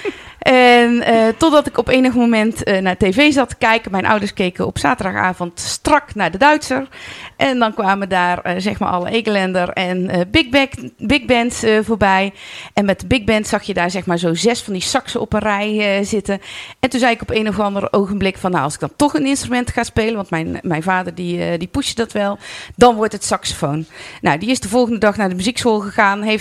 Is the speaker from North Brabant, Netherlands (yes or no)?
yes; Vught, North Brabant, Netherlands; born there; now in Oeteldonk, Netherlands; Ik ben 49 jaar en eh, geboren in Vught. En al sinds mijn studententijd woonachtig in Oeteldonk.